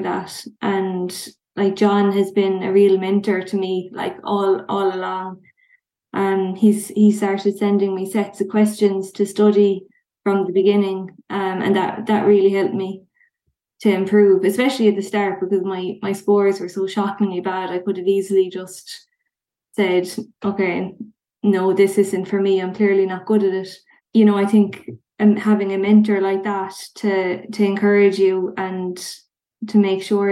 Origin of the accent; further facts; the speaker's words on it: Limerick, Munster, Ireland; I'm from Limerick.